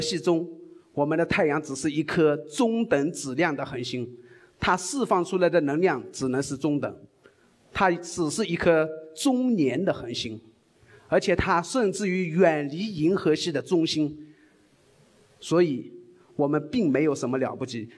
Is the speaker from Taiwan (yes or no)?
no; China; 我们中国人